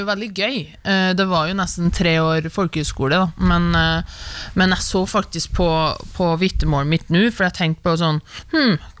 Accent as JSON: {"language": "Norwegian", "town": "Levanger", "region": "Trøndelag", "country": "Norway", "moved": "yes", "lives_now": "Oslo, Norway", "said": "jeg er fra Levanger"}